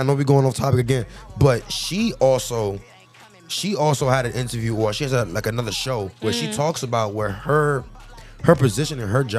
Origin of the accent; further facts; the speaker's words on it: New York, United States; I'm from New York, nigga.